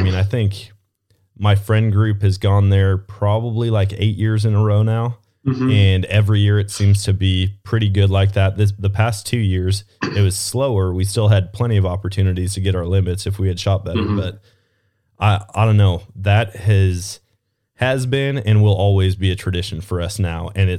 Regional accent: Wisconsin, United States; now in Missouri, United States; Man, I fell in love with dove hunting when I moved down to Missouri. Growing up in Wisconsin, we never did it.

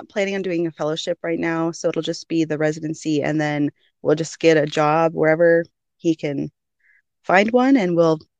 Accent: Arkansas, United States; now in Utah, United States; I grew up in Arkansas, currently living in Utah

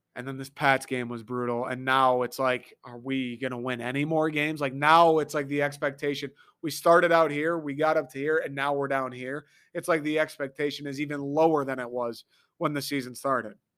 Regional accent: Detroit, Michigan, United States; I'm from Michigan

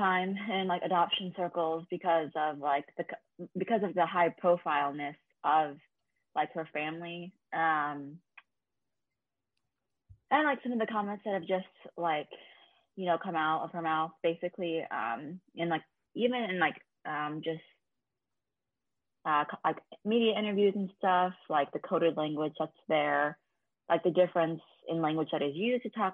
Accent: California, United States; also born or lived in South Korea; I was born in South Korea and then adopted when I was 9 months old. Grew up in California

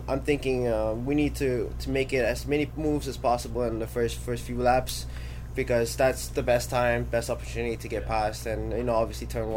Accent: Florida, United States; it's my home state.

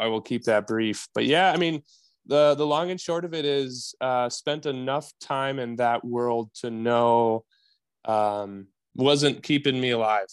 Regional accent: Wisconsin, United States; born and raised in Wisconsin

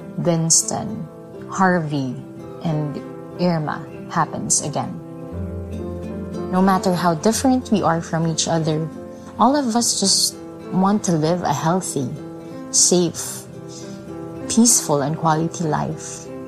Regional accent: Philippines; born or raised there

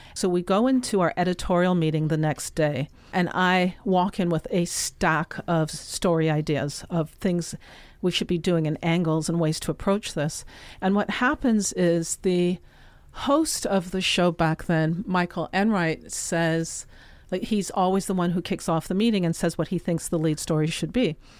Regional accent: Toronto, Ontario, Canada; moved away as an adult; also born or lived in Jamaica; now in New York City, United States; my entire childhood was in Canada. I was there right through my college years

